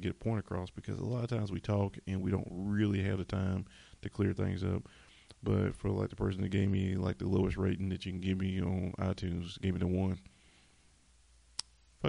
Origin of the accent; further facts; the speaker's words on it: Charlotte, North Carolina, United States; I'm from Charlotte